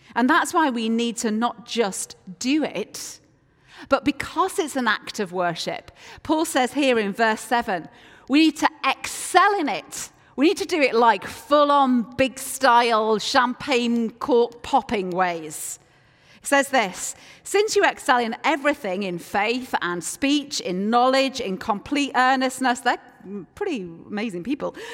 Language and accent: English; Yorkshire and the Humber, United Kingdom; I am from Yorkshire, and Yorkshire people are renowned for being reluctant to part with our cash